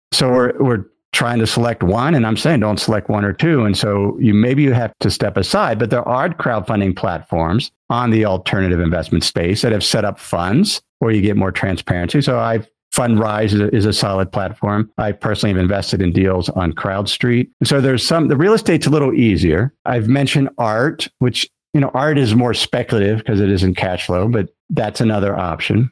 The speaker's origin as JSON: {"language": "English", "town": "Cincinnati", "region": "Ohio", "country": "United States", "tie": "born or raised there", "moved": "yes", "said": "my hometown where I grew up was Cincinnati"}